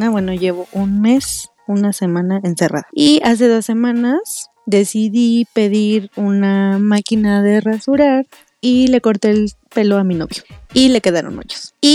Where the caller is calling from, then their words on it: Guadalajara, Jalisco, Mexico; de Guadalajara